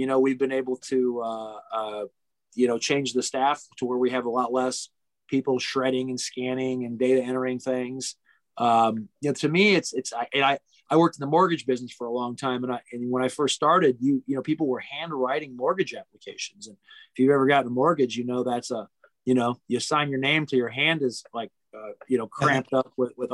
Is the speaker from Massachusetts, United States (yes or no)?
no; near Gary, Northwest Indiana, United States; now in Lafayette, United States; I grew up in Northwest Indiana, where it was a lot of Democrats, were by Gary